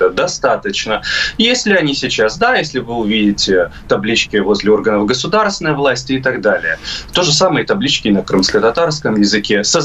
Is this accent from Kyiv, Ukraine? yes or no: no; Crimea, Ukraine; А я, понимаете, я истинный крымчанин. Фамилия у меня белорусская, похожа на украинскую. Сам я русский человек.